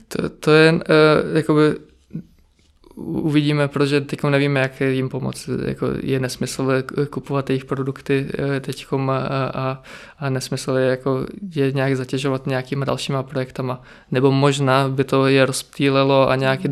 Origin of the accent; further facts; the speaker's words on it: Czechia; also born or lived in Zakarpattia, Ukraine; od malička jsem tady v Česku